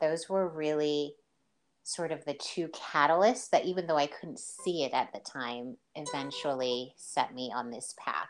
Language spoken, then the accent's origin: English; St. Lucia; now in United States; And because I'm originally from St. Lucia, but I've lived most of my life in the U.S., there wasn't that everyday contact with them